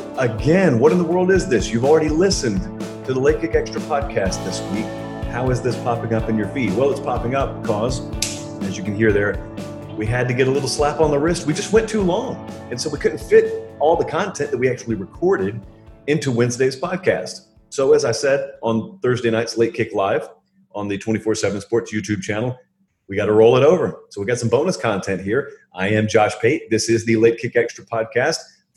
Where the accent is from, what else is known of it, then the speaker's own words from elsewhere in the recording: Deep South, United States; trust me, I grew up in the Deep South, so I say